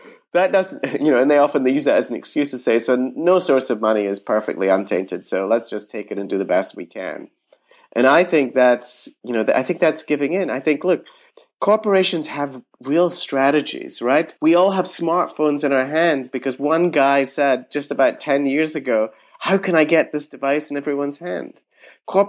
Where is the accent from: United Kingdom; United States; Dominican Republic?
United Kingdom; moved away; I grew up in Britain.